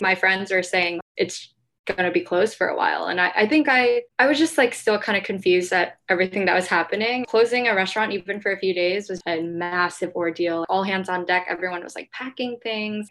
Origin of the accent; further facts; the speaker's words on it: Ohio, United States; now in New York, United States; I grew up in Ohio, so I have kind of a network there already